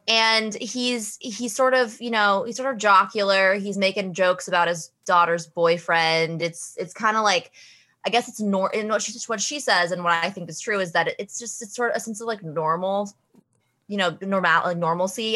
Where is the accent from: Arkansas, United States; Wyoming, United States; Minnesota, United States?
Wyoming, United States; now in New York, United States; I'm from Wyoming originally